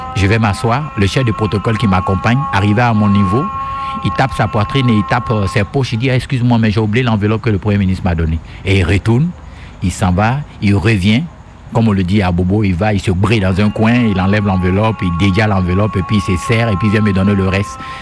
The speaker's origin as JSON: {"language": "French", "country": "Côte d’Ivoire", "tie": "born or raised there", "said": "Je suis né en Côte d'Ivoire"}